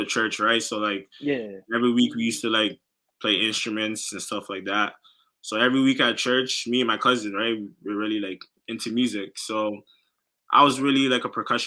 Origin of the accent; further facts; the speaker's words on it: Toronto, Ontario, Canada; I'm from Toronto